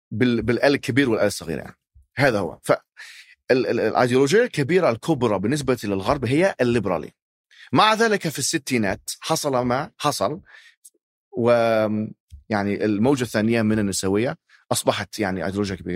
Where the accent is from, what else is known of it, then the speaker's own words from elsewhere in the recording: Alexandria, Alexandria Governorate, Egypt; انا ذهبت الى الاسكندريه انا من الاسكندريه اصلا يعني في مصر